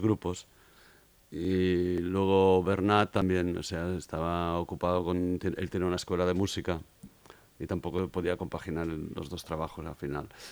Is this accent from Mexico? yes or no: no; Granollers and El Masnou, Catalonia, Spain; yo soy de, dos alrededores, de Granollers y de Masnou